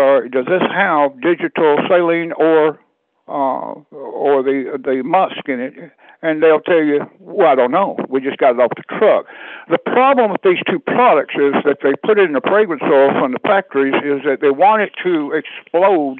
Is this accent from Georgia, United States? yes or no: yes; South Georgia, United States; born or raised there; moved away